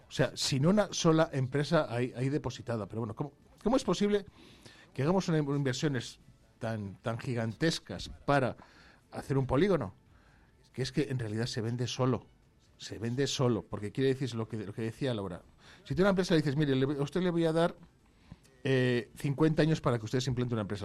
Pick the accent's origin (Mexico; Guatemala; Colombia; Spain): Spain; Vallejo de Orbó, Castile and León; tengo la suerte de que se nombra a mi pueblo en el himno